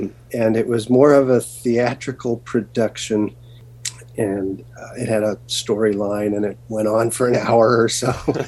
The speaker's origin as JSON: {"language": "English", "town": "Garden Grove", "region": "California", "country": "United States", "tie": "born or raised there", "said": "I grew up in Garden Grove, California, which is the heart of Orange County, California, about 2 miles from Disneyland."}